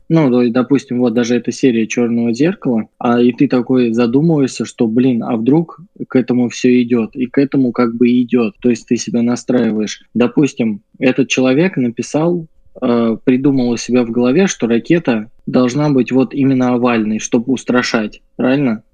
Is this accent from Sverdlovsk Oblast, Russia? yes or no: no; Volgograd, Volgograd Oblast, Russia; now in Saint Petersburg, Russia; мы с тобой живем в Волгограде и родились в нем, ну, точнее, жили